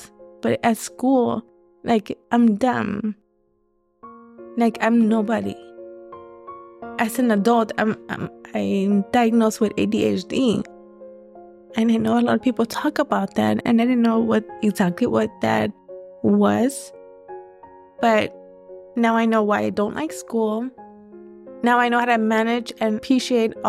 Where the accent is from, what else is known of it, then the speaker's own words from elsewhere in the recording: Los Angeles, California, United States; I was born in Los Angeles, South LA to be exact. I went to elementary in that area and middle school.